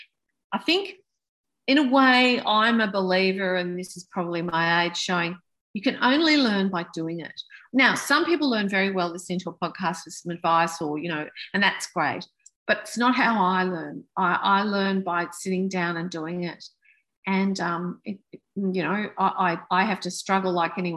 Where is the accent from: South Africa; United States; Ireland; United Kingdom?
United Kingdom; now in Australia; I was born in Britain and my parents are British